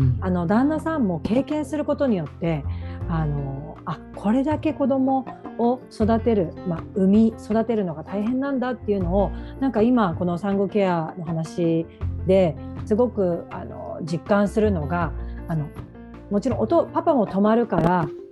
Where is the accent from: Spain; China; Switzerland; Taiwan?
Taiwan; moved away; also born or lived in Japan; 台湾出身だから